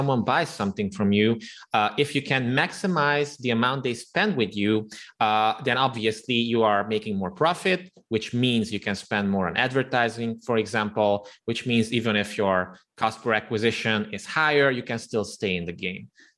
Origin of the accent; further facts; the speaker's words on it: Transylvania, Romania; I'm actually an ethnic Hungarian who was born and raised in the Transylvania region of Romania